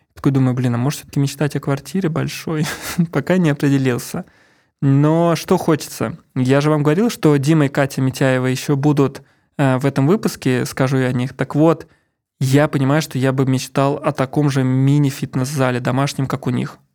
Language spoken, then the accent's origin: Russian; Ramenskoye, Moscow Oblast, Russia; moved away; also born or lived in Saint Petersburg; я из Раменского, из Мособласти, и я всю жизнь, половина жизни, получается, я прожил в 500 метрах от леса